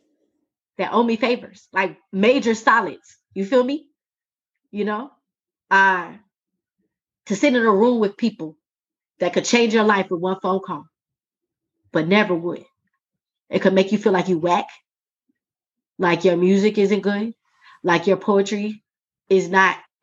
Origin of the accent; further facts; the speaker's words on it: Jacksonville, Florida, United States; I grew up in Duval County